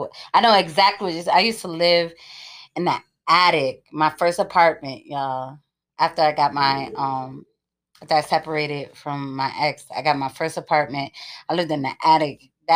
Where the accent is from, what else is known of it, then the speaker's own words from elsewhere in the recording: East Coast, United States; moved away; I remember when I first came out here, I was like, "What's up, son?" This dude was like, "What?" I was like, "Oh my bad, I'm from the East Coast."